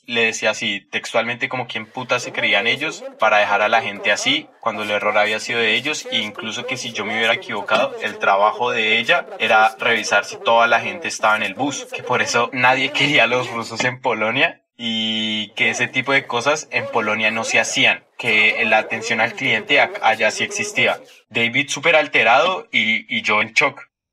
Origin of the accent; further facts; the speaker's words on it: Colombia; moved away as an adult; now in Russia; soy de Colombia, tengo 21 años. Vivo ya hace 4 años en Rusia.